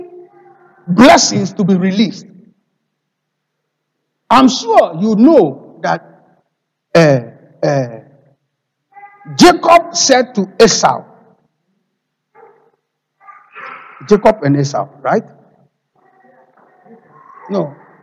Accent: Ghana; moved away; I am a Ghanaian

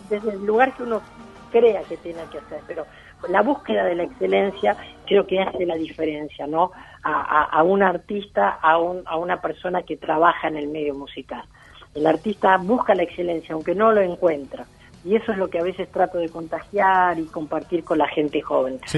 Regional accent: Mercedes, Buenos Aires Province, Argentina; Mercedes es mi pueblo

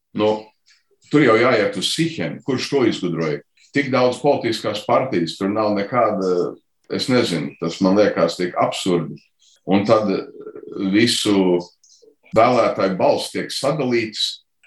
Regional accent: Chicago, Illinois, United States; es dzimu Čikāgā

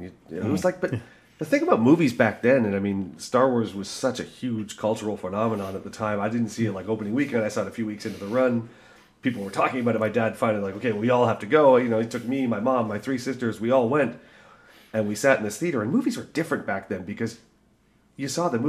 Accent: Toronto, Ontario, Canada; I grew up in Scarborough.

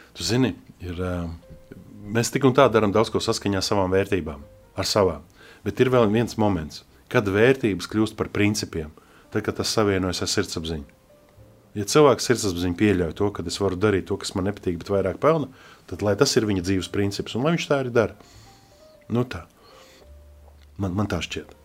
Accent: Latvia; also born or lived in Russian Far East; mēs esam no Latvijas

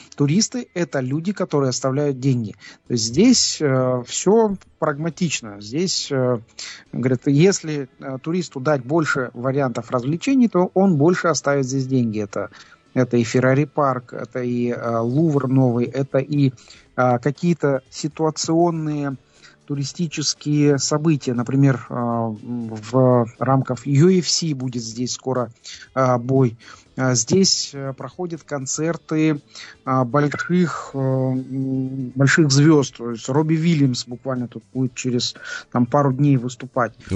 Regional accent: Kazakhstan; мы из Казахстана

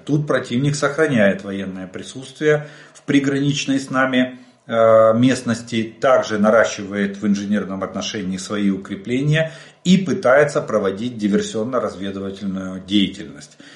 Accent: Ukraine; мы из Украины

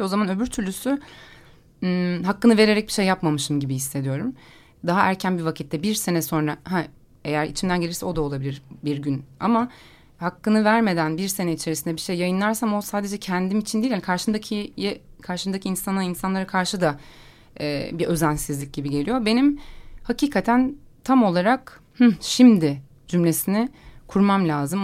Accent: Istanbul, Turkey; ben de orada doğup büyüdüm.

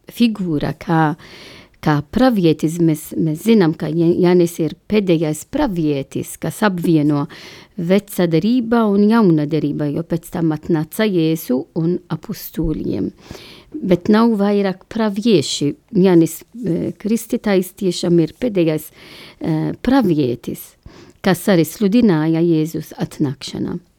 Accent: Malta; Latvian is a second language; now in Latvia; es esmu no Maltas oriģināls

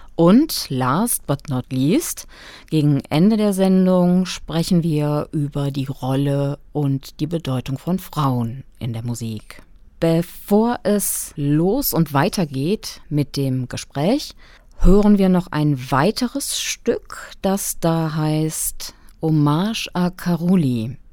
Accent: western Germany, Germany; now in Kassel, Germany; dass es sich bei mir um meine alte Heimat handelt. Ähm, also die Region, in der ich den großen Teil meines Lebens verbracht habe

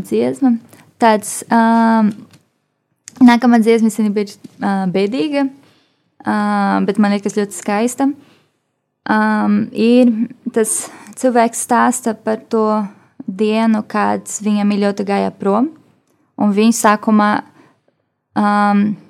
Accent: Rio de Janeiro, Brazil; Latvian is a second language; moved away as an adult; now in Latvia; es esmu no Rio de Janeiro

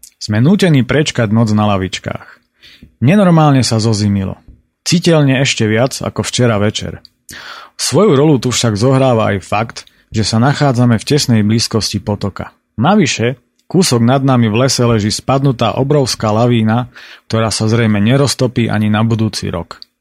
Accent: Slovakia; u nás v Tatrách

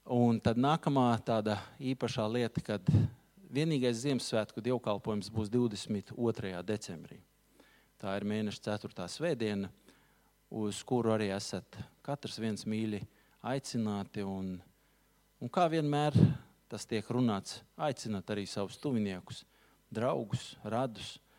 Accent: Latvia; mēs visi esam latvieši

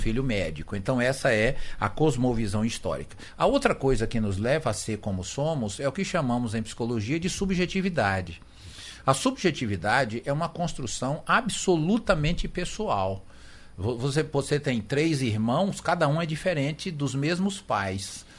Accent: Northeast Region, Brazil; como nascemos no Ocidente, no Brasil, Brasil e no Nordeste, nós aprendemos a pensar como nordestinos, brasileiros e ocidentais.

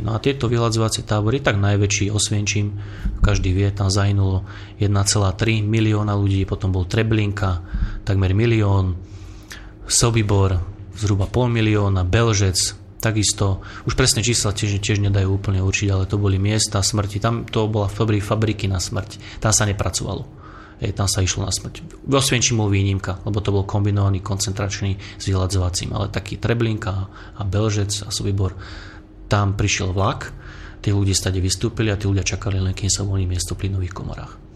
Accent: Slovakia; my Slováci

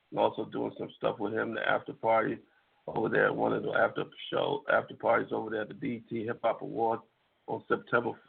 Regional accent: San Francisco, California, United States; I'm from San Francisco

